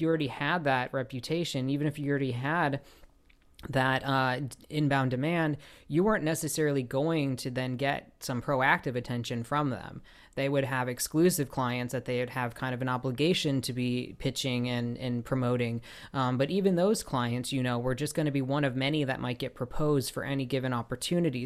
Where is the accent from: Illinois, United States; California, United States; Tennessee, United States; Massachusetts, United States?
Illinois, United States; Chicago; now in Los Angeles, United States; I live in Los Angeles, so that's like uh, you know, and I grew up in Chicago